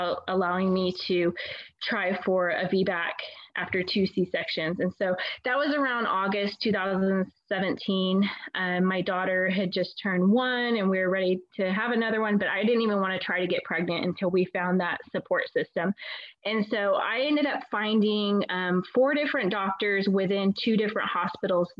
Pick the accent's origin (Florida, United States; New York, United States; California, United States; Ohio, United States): California, United States; moved away; we're originally from California